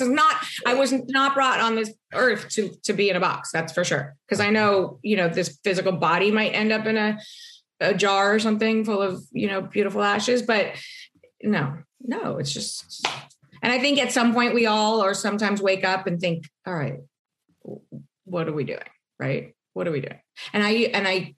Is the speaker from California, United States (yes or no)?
yes; Los Angeles, California, United States; born or raised there; also born or lived in New York